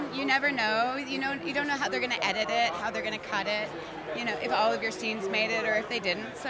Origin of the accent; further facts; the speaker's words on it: Montana, United States; I'm from Montana, a very small town